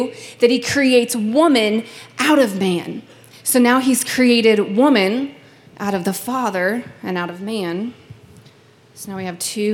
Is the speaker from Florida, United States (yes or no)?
no; Kentucky, United States; now in California, United States; I'm originally from Kentucky